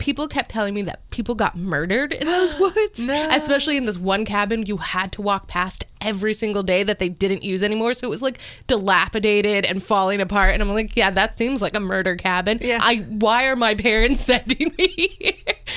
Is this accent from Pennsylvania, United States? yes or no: yes; Scranton, Pennsylvania, United States; now in Virginia, United States; I grew up in Pennsylvania in like in Scranton